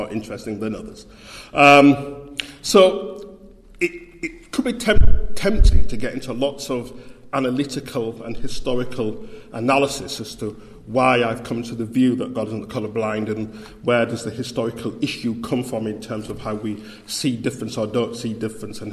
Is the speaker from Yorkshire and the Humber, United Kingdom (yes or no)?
yes; Bradford, Yorkshire and the Humber, United Kingdom; accent: Yorkshire; moved away as an adult; now in Birmingham, United Kingdom; I was born in Bradford, West Yorkshire, and I grew up in a large city centre mission, Eastbrook Hall Methodist Mission.